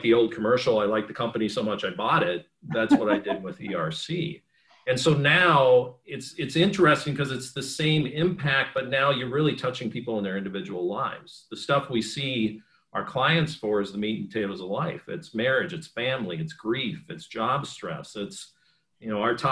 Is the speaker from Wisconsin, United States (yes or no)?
yes; Superior, Wisconsin, United States; moved away as an adult; I'm a kid from Superior, Wisconsin